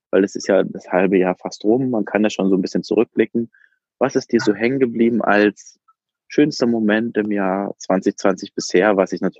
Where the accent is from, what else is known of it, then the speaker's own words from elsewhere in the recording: Berlin, Germany; ich bin ähm, Berliner Junge.